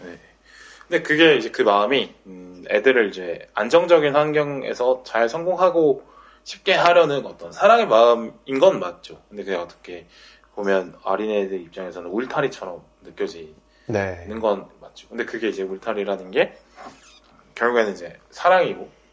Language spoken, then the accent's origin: Korean; Busan, South Korea; moved away as an adult; also born or lived in Seoul; 저 부산에서 고등학교 나왔는데